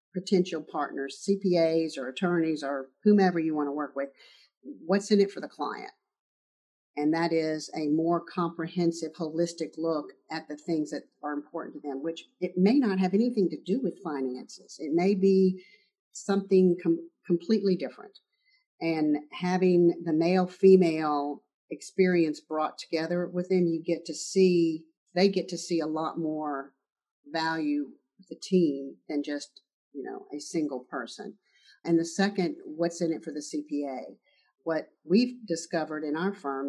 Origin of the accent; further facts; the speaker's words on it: the South, United States; growing up in the South